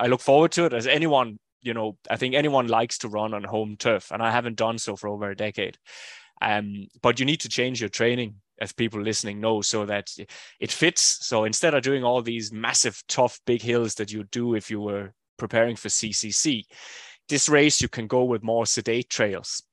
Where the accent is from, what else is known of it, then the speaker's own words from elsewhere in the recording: Denmark; now in Ireland; it's obviously my home country, if not my home region.